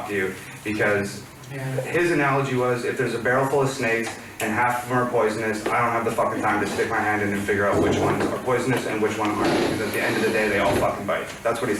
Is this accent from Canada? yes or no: yes; Canada; now in United States; I'm Canadian, okay? So the social climate in Canada, in terms of, like, race relations and that type of thing, is completely different than it is here in America.